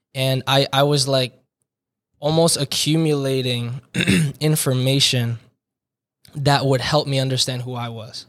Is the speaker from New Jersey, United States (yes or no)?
yes; Hillsborough, New Jersey, United States; moved away; born and raised in Hillsborough, New Jersey